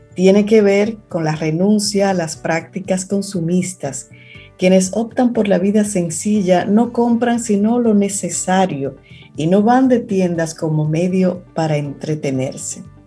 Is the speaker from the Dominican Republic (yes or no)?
yes; Cibao, Dominican Republic; tú y yo que somos cibaeños